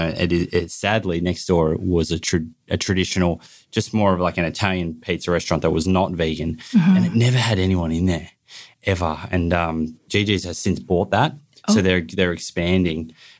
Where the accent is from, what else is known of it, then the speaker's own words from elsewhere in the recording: Bondi, New South Wales, Australia; I'm from Bondi and I'm probably stuck in the bubble.